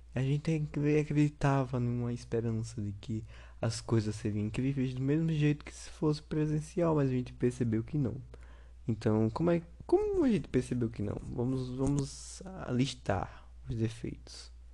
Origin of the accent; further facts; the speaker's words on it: Sergipe, Brazil; eu sou do Sergipe